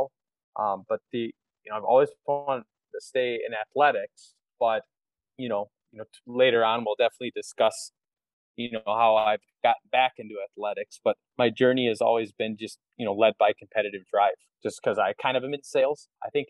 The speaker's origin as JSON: {"language": "English", "town": "Madison", "region": "Wisconsin", "country": "United States", "said": "I'm originally from Madison"}